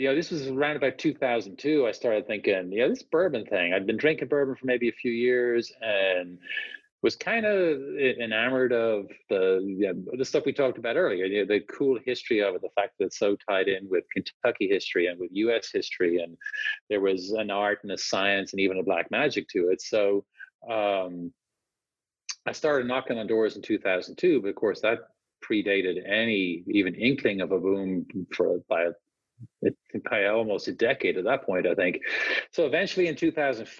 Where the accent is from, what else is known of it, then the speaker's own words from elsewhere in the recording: Dublin, Leinster, Ireland; moved away as an adult; now in United States; I grew up in Dublin